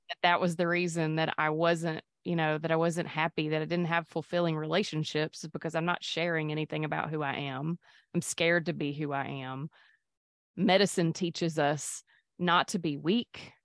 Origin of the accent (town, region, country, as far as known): Mississippi, United States; born or raised there; also born or lived in Pascagoula, Mississippi / Petal, Mississippi / Jackson, Mississippi; now in Hattiesburg, United States